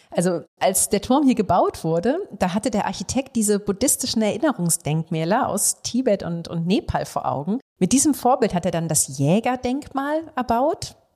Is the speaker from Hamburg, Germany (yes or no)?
yes; Hamburg, Germany; für mich als Norddeutsche